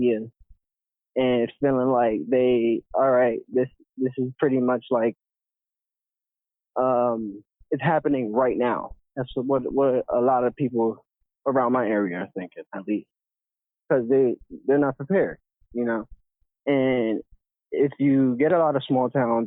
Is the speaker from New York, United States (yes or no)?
yes; New York, United States; my home state of New York